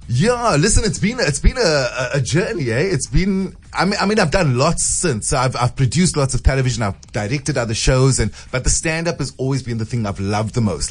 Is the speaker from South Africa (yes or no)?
yes; Cape Town, Western Cape, South Africa; also born or lived in Constantia; I grew up in Grassy Park